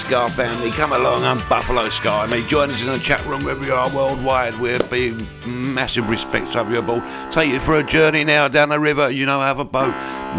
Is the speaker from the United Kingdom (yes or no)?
yes; London, United Kingdom; I'm a Londoner